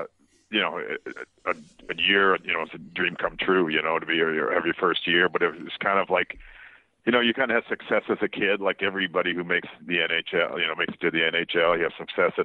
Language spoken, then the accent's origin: English; Waterloo, Ontario, Canada; my hometown, Waterloo, Ontario.